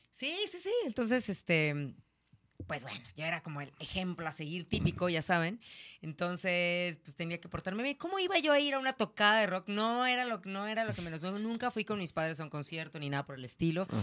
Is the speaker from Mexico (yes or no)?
yes; Naucalpan, State of Mexico, Mexico; soy de Ciudad Satélite